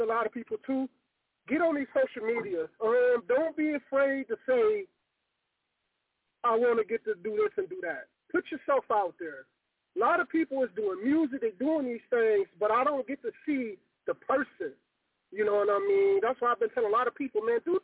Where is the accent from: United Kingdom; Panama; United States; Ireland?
United States; Pontiac, Michigan; now in Battle Creek, United States; I'm from Pontiac